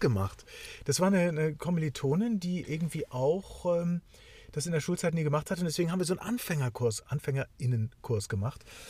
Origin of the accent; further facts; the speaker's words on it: the North, Northern Germany, Germany; ich bin zwar auch ein Kind des Nordens